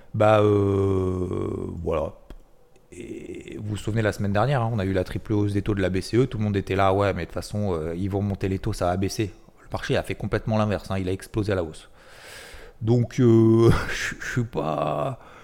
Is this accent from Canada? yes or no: no; the South, south of France, France; je suis originaire du Sud